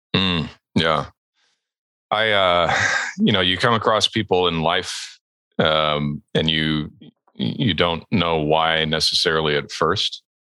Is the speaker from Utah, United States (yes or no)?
no; Southern California, United States; moved away as an adult; also born or lived in Edmonton, Alberta, Canada; we emigrated to the United States and to Southern California specifically, uh, where I lived for the next 13 years until I was a young man